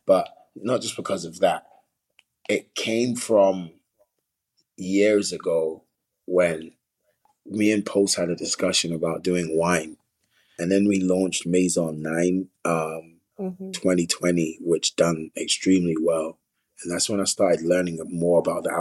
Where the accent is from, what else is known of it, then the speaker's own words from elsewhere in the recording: London, United Kingdom; I grew up on a lot of culture, because it's a melting pot, South London.